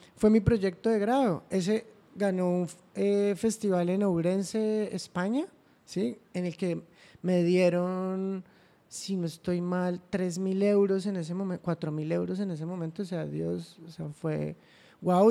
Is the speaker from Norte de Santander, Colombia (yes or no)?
yes; Cúcuta, Norte de Santander, Colombia; also born or lived in Ocaña / Bogotá; Sí, en Cúcuta, soy cucuteño, eh, estudié mi primaria en Cúcuta, aunque me gradué en Ocaña, entonces ah, también soy ocañero